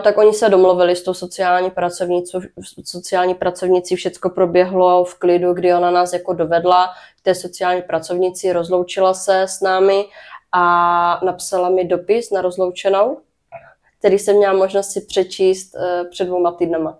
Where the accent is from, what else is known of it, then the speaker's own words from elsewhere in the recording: Brno, South Moravian Region, Czechia; narodila jsem se v Brně, uh-huh. takže jsem uh, rodečka z Brna.